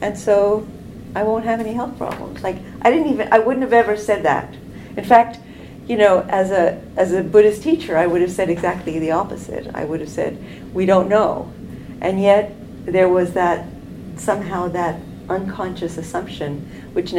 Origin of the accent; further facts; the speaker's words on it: New York, United States; moved away as an adult; now in Canada; I grew up in New York